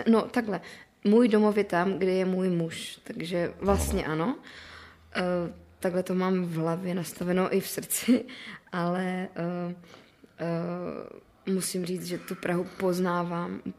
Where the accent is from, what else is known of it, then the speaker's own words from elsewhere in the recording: Moravia, Czechia; protože já jsem ještě z Moravy. Pro mě otázka, jako, kde mám domov, je dost těžká, protože já, mě se ten domov od malička dost střídal.